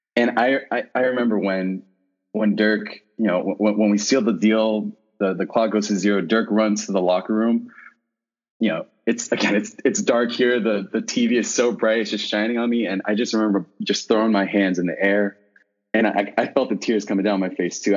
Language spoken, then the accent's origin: English; Plano, Texas, United States; moved away as an adult; now in San Francisco, United States; I am uh, born and bred in Plano, Texas